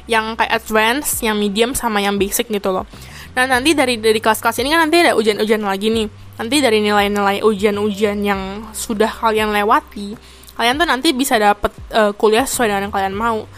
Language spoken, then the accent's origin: Indonesian; Indonesia; now in Taiwan; habis itu kayak teman gue yang cewek ini jawabin oh kita tuh orang Indo